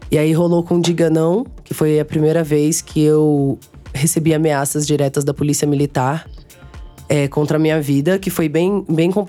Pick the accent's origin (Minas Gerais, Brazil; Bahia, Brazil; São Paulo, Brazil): Minas Gerais, Brazil; born there; also born or lived in Aracaju; Mas eu fui grande para Aracaju. É, meus pa... Eu nasci em Minas, mas meus pais, eles viveram durante minha vida inteira fazendo missões.